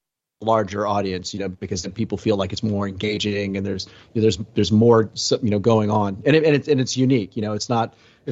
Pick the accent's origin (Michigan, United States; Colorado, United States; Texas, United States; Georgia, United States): Texas, United States; Houston; I grew up in Texas, in Houston area